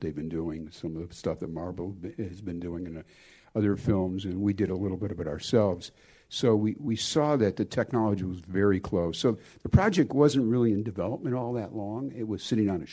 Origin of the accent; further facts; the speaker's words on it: Detroit, Michigan, United States; moved away; I grew up in Detroit